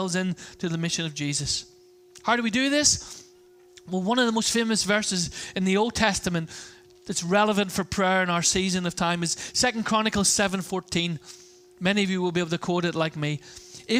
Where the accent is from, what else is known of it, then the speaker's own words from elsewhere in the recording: Ireland; I'm Irish